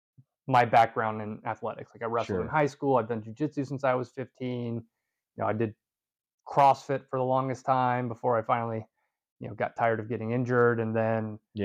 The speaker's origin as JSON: {"language": "English", "region": "Southeast", "country": "United States", "moved": "yes", "said": "I come from the Southeast where it's pretty much warm year round."}